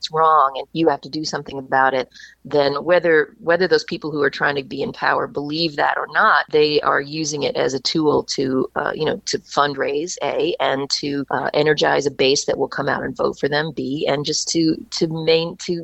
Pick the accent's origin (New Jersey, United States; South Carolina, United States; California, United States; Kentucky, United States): Kentucky, United States; moved away as an adult; also born or lived in New York; I grew up in Kentucky and I had moved to New York to go to college at NYU